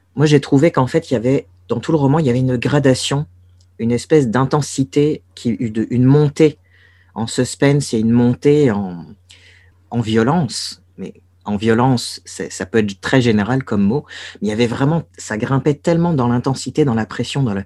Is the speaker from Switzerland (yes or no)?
no; Brest, Brittany, France; moved away as an adult; Brest, j'ai beau trouver cette ville archimoche. C'est là d'où je viens c'est là où j'ai grandi